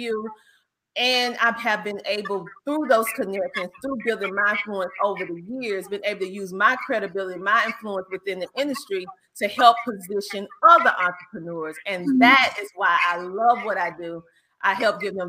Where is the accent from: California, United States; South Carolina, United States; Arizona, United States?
South Carolina, United States; Bennettsville; accent: Southern twang; My hometown is Bennettsville, South Carolina, actually. And for all of you, I know you hear the Southern twang.